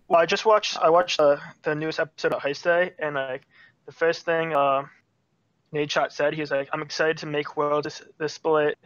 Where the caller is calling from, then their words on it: New Jersey, United States; I'm calling from New Jersey